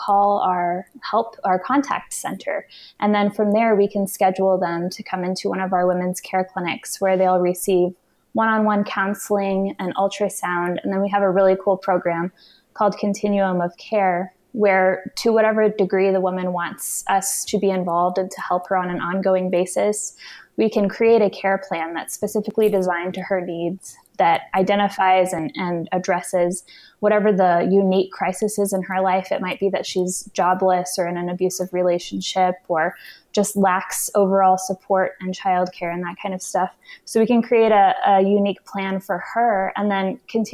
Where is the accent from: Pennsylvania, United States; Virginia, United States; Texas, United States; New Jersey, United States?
Texas, United States; Houston; I'm from Houston